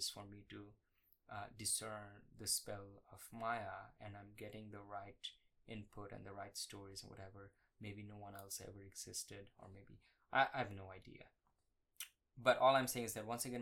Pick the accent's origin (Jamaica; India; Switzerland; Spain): India; moved away as an adult; now in Austin, United States; I grew up in India.